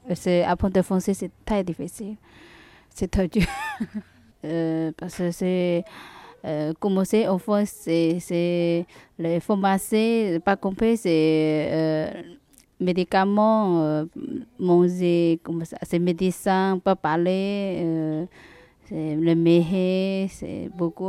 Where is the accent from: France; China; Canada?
China; French is a second language; moved away as an adult; je suis chinoise.